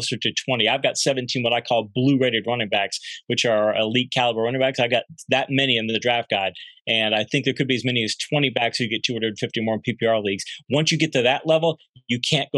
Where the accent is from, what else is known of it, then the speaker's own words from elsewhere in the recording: Michigan, United States; born and raised in Michigan